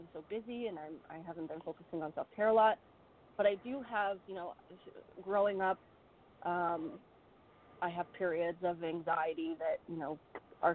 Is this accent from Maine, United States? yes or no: yes; Maine, United States; I live and I was born and raised in Maine, but I'm actually licensed in New Hampshire because we live right next door